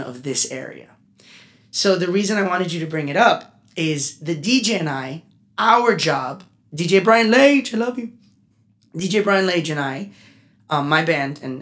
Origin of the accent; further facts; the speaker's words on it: Gainesville, United States; now in Miami, United States; I grew up in Gainesville.